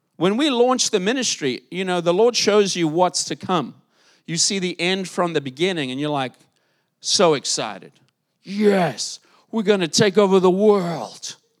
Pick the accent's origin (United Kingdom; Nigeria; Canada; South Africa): South Africa; moved away; South Africa, my home country